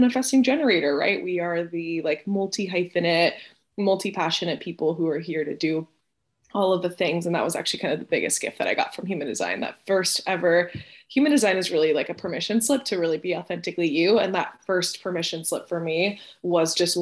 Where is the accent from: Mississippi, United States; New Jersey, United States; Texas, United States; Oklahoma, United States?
Texas, United States; Houston; also born or lived in Venezuela; I'm originally from Venezuela and I moved to Houston when I was 7. So I've been in Texas for most of my life